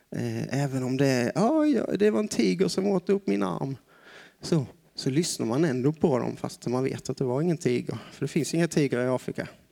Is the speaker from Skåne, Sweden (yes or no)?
yes; Broby, Skåne, Sweden; moved away as an adult; also born or lived in Osby / Brazil; now in Tanzania; Jag kommer ifrån en liten ort härifrån. Jag är född i Broby